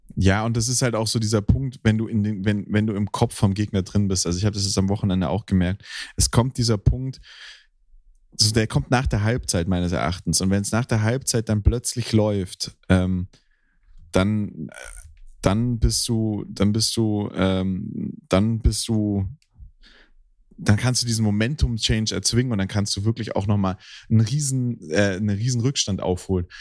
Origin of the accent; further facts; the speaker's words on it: Hüfingen, Baden-Württemberg, Germany; moved away; Hüfingen ist im Schwarzwald bei mir, da wo ich aufgewachsen bin.